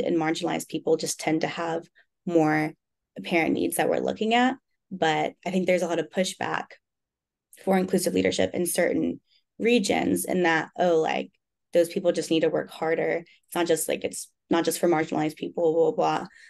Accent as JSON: {"language": "English", "town": "Birmingham", "region": "Alabama", "country": "United States", "also_born_or_lived": "Arkansas", "moved": "yes", "said": "I am from Birmingham, Alabama, and I go to school in Arkansas"}